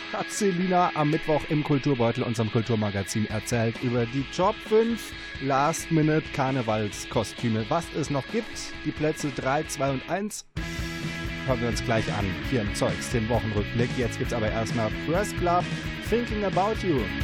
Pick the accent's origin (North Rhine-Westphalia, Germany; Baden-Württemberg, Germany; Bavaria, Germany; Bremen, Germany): Baden-Württemberg, Germany; also born or lived in Siegerland; now in Siegen, Germany; ich komme aus Baden-Württemberg